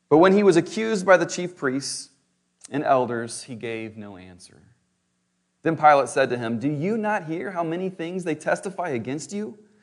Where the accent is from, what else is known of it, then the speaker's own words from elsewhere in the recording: St. Louis, Missouri, United States; I was born in Saint Louis